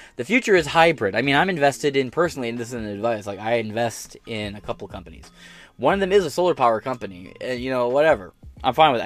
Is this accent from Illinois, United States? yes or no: no; Michigan, United States; I'm from Michigan, right? So you know, the Great Lakes State